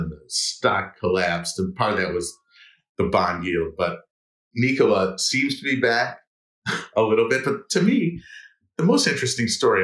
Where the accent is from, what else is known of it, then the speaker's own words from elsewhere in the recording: Detroit, Michigan, United States; growing up in Detroit, in the 80s